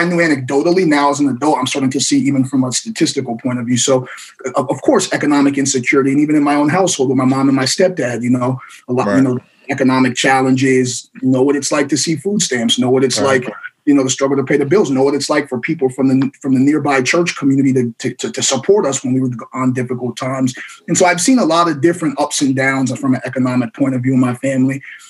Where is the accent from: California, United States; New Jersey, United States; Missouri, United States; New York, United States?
New York, United States; Poughkeepsie; moved away as an adult; I was born and raised in Poughkeepsie, New York. It's a small city in upstate New York, about an hour and a half north of New York City. Grew up in a predominantly Black and Latinx school system. My mother immigrated to the U.S.